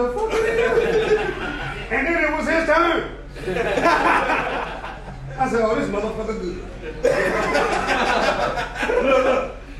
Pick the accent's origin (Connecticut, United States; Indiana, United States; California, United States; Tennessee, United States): California, United States; Oakland; I'm from Oakland, California, but I just say the Bay Area.